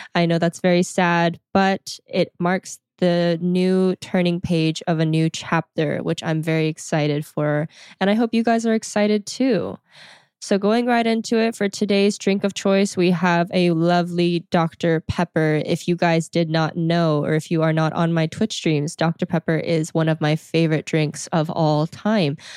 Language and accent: English; Texas, United States; moved away as an adult; also born or lived in South Korea / Houston; I came back to Texas where I live, and it is my hometown